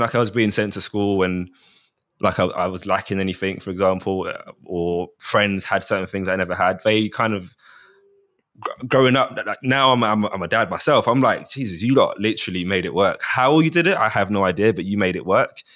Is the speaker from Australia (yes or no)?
no; Mitcham, London, United Kingdom; born and bred, raised in Mitcham.